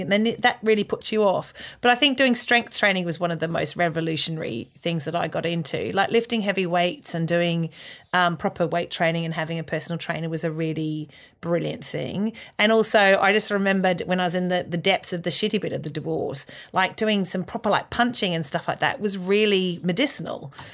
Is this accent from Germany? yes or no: no; Australia; moved away as an adult; now in United Kingdom; growing up in Australia